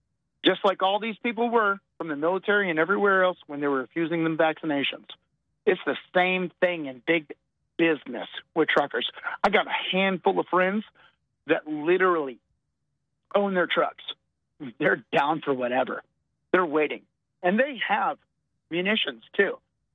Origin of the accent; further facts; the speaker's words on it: Texas, United States; I'm from Texas.